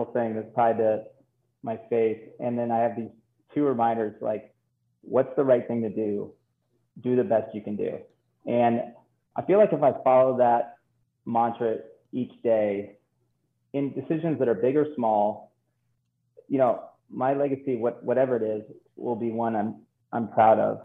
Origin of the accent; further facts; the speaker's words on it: Flint, Michigan, United States; I'm from Flint, Michigan